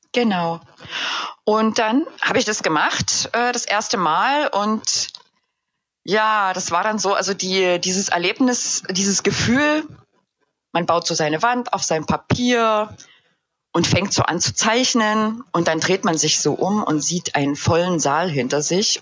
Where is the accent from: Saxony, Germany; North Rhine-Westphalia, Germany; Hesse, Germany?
Saxony, Germany; Upper Lusatia; now in Dresden, Germany; in meiner Heimat in der wunderschönen Oberlausitz oder wie wir sagen würden, Erlausitz